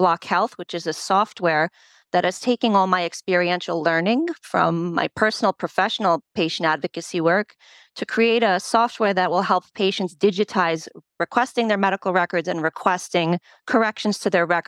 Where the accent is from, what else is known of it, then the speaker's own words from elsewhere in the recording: United States; first language Polish; English is a second language; my family's from Poland. And while I was born here, I didn't speak English while I started school